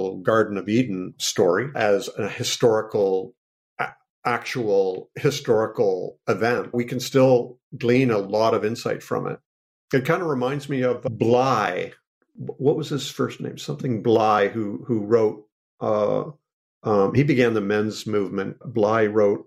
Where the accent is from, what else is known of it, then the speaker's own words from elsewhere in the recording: Canada; I am Canadian